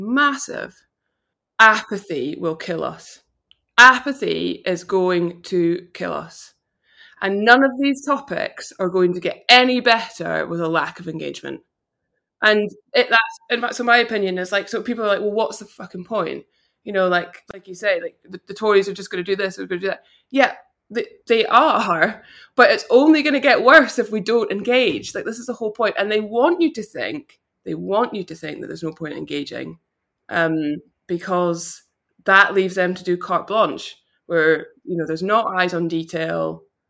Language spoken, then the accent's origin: English; Vancouver, British Columbia, Canada; born there; my parents went to Canada, so I was born in Vancouver.